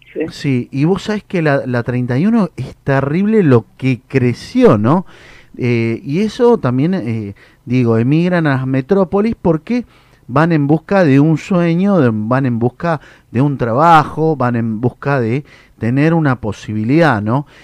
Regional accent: Mendoza, Argentina; now in Greater Buenos Aires, Argentina; yo soy una persona que vengo del interior, ¿no? Yo soy de Mendoza.

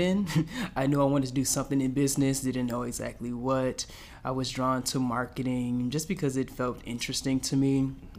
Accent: Dinwiddie, Virginia, United States; also born or lived in Petersburg, Virginia; grew up in a small town right beside it called Dinwiddie

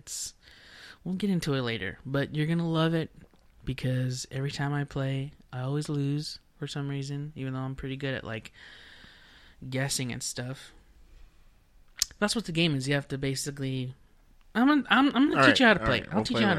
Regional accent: Dallas, Texas, United States; I'm from Texas, y'all. Come from a city called Dallas, Texas.

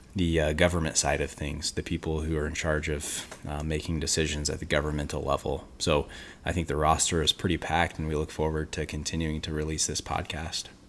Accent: Western Illinois, United States; I grew up in Western Illinois

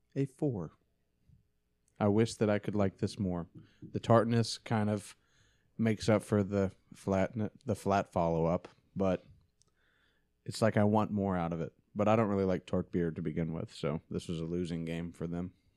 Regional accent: Tennessee, United States; moved away; I'm from Tennessee.

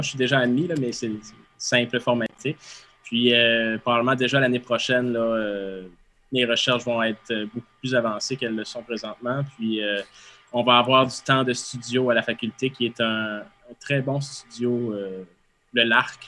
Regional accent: Quebec, Canada; en bon québécois

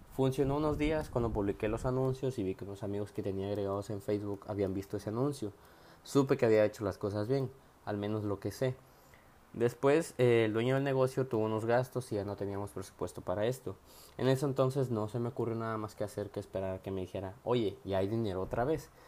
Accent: Tapachula, Chiapas, Mexico; soy de Tapachula, Chiapas

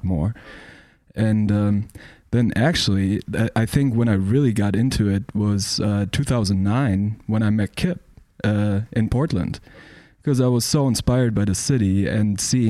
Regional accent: Munich, Bavaria, Germany; also born or lived in Milwaukee, Wisconsin; So I'm from Munich. I'm from Munich, Germany.

